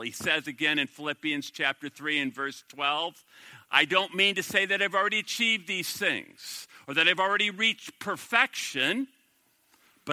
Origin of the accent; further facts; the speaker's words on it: Minnesota, United States; I'm from the Promised Land, Minnesota.